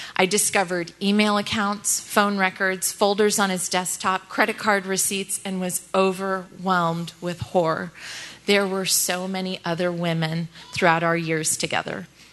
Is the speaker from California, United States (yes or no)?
yes; Northern California, United States; I grew up in Northern California with my mom, my dad, and one younger brother